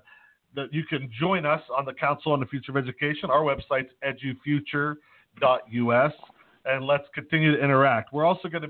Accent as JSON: {"language": "English", "town": "Pittsburgh", "region": "Pennsylvania", "country": "United States", "said": "I'm from Pittsburgh"}